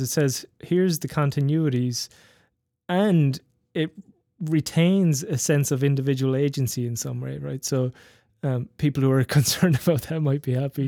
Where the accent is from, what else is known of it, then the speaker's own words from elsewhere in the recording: west and south of Ireland, Ireland; growing up in Ireland, in, particularly in the, in the west and the south of Ireland